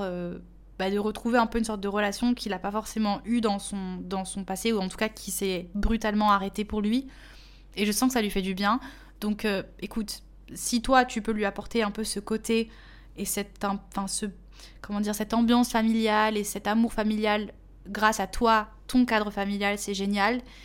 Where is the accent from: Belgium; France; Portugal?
Portugal; en tant que portugaise